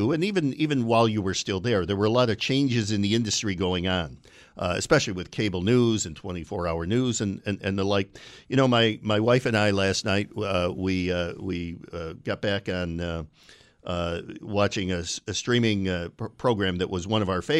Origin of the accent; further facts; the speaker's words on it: Binghamton, New York, United States; my hometown of Binghamton